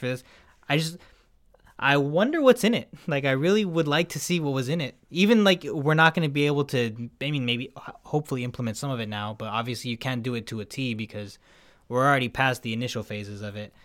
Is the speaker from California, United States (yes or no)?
yes; California, United States; we're Californian. We're from this, like, dry